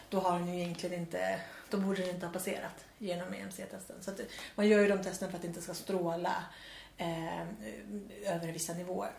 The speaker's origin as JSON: {"language": "Swedish", "region": "Värmland", "country": "Sweden", "moved": "yes", "said": "på landet hemma i Värmland som jag kommer ifrån"}